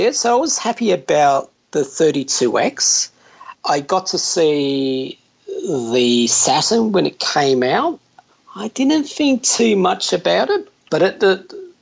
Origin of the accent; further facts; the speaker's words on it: Victoria, Australia; moved away as an adult; also born or lived in Sydney; I was from Victoria down south